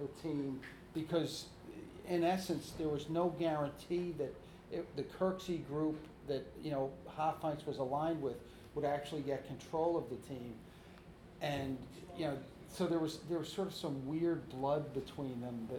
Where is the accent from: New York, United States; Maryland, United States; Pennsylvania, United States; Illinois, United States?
New York, United States; I grew up in the New York metro area